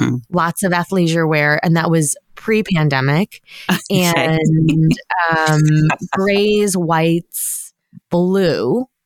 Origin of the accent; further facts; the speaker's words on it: Long Island, New York, United States; I grew up on Long Island.